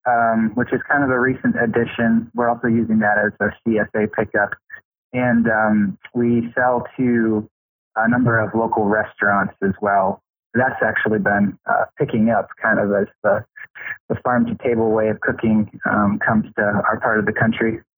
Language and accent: English; Detroit, Michigan, United States; moved away; I was born in Detroit, Michigan, actually, and and, and but we had an acre of ground, and my mother raised rabbits